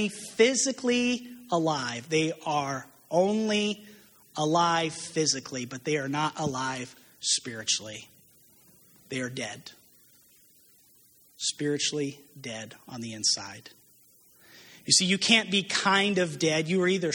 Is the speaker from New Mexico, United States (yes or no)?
yes; New Mexico, United States; moved away as an adult; I'm from New Mexico originally, and I lived there since I was 18 years old, grew up out there.